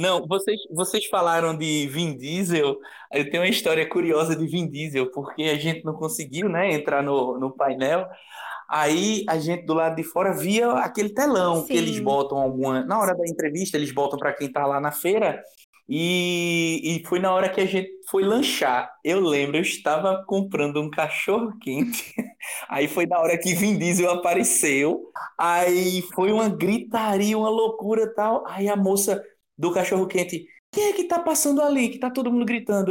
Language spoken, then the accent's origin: Portuguese; Recife, Pernambuco, Brazil; A gente é de Recife.